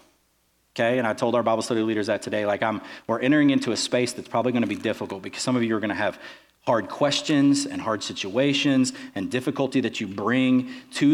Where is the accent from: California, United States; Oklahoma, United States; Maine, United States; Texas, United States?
Texas, United States; where are you from? I said, Texas